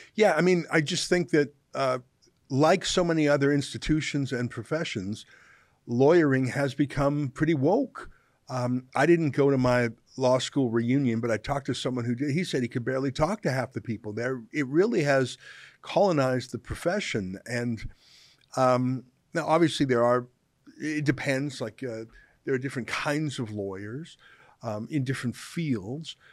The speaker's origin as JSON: {"language": "English", "town": "Calgary", "region": "Alberta", "country": "Canada", "tie": "born or raised there", "said": "Calgary, which I grew up"}